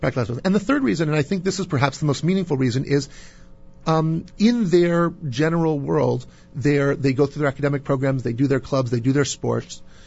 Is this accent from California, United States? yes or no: yes; Santa Barbara, California, United States; now in New York, United States; I grew up in Santa Barbara, California